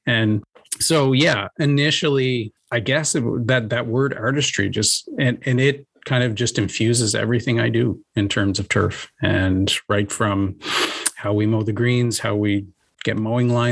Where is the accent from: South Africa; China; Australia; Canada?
Canada; Prince Edward Island; also born or lived in Ontario; I grew up on Prince Edward Island and actually went to the University of PEI